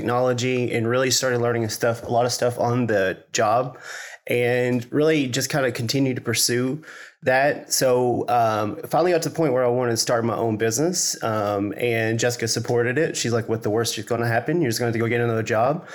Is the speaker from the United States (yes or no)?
yes; Laurel County, Kentucky, United States; moved away as an adult; now in Louisville, United States; I grew up in Laurel County